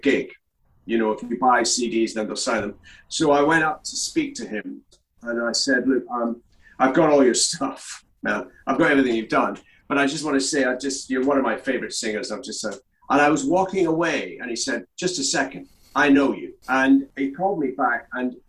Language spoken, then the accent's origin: English; Crieff, Scotland, United Kingdom; also born or lived in Glasgow; now in London, United Kingdom; my hometown of Crieff